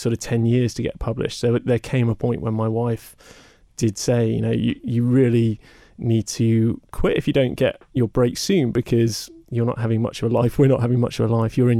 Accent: Somerset, South West England, United Kingdom; I grew up in Somerset

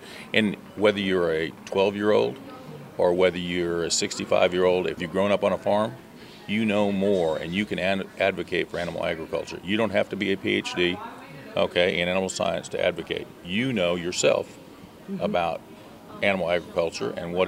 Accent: California, United States; moved away; also born or lived in Oregon; I grew up in California and then moved to Oregon

